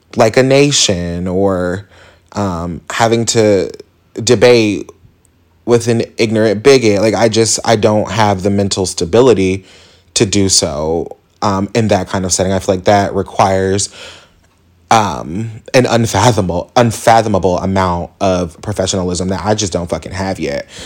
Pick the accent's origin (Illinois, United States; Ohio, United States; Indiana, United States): Indiana, United States; Indianapolis; So I am from Indianapolis, Indiana, born and raised.